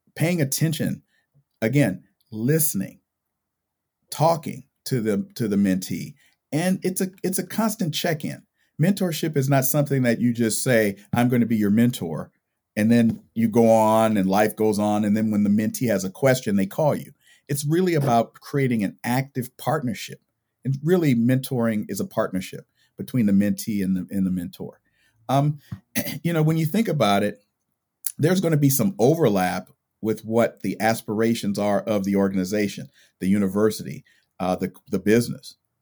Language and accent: English; California, United States; I grew up in California.